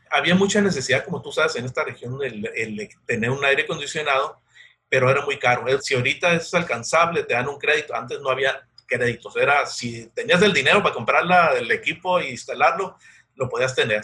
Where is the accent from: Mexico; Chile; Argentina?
Mexico; San Luis Río Colorado, Sonora; moved away as an adult; also born or lived in Mexico City / Agua Prieta; soy oriundo de la San Luis de Colorado, Sonora